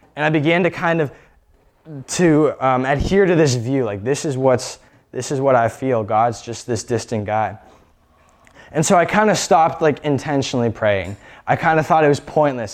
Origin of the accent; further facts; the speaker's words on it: Erie, Pennsylvania, United States; I was born in Erie, Pennsylvania